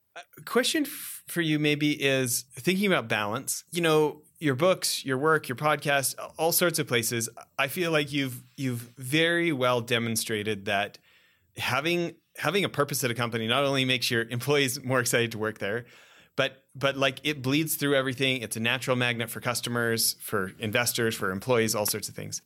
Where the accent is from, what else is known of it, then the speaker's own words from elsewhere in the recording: Western Canada, Canada; I grew up in Western Canada